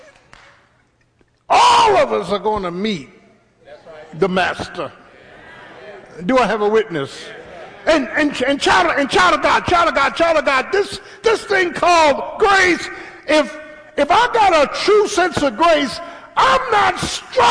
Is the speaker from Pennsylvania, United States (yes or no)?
yes; Philadelphia, Pennsylvania, United States; my first 17 years was in South Philly